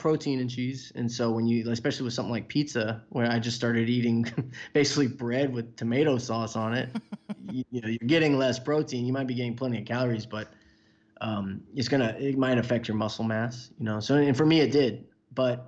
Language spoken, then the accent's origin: English; Houston, Texas, United States; I grew up in Houston